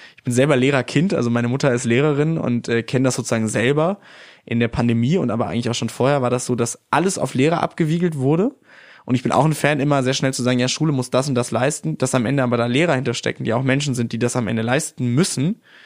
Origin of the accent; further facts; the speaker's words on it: North Rhine-Westphalia, Germany; in meiner Heimat Nordrhein-Westfalen